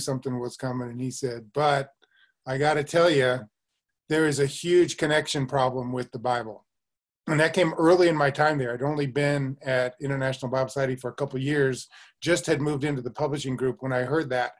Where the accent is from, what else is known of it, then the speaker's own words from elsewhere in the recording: Denver, Colorado, United States; I grew up in the Christian Reformed Church, actually, in Denver, Colorado